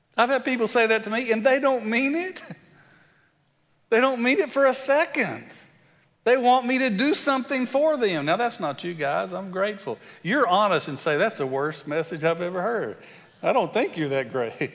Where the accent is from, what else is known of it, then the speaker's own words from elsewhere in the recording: West Texas, United States; accent: country; grew up in West Texas and sound a little country